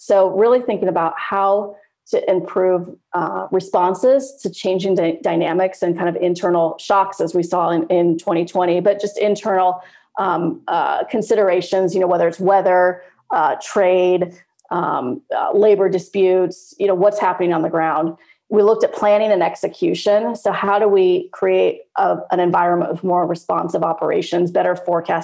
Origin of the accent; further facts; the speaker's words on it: Turlock, California, United States; moved away; I'm based in Turlock